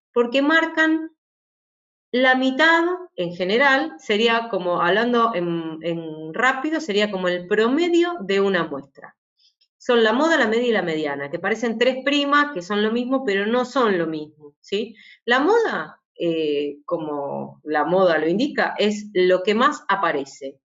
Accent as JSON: {"language": "Spanish", "country": "Argentina", "said": "yo soy de Argentina"}